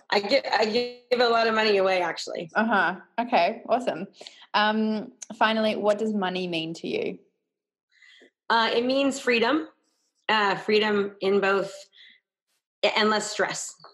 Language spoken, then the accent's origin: English; about an hour from San Francisco, Northern California, United States; I grew up in Northern California, about an hour from San Francisco.